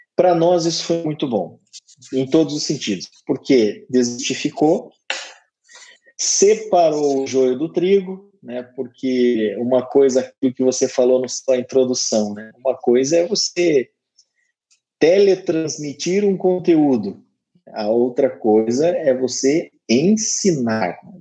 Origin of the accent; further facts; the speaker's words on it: Curitiba, Paraná, Brazil; now in Maringá, Brazil; Eu sou natural de Curitiba, eu não sou natural de Maringá, mas hoje eu moro em Maringá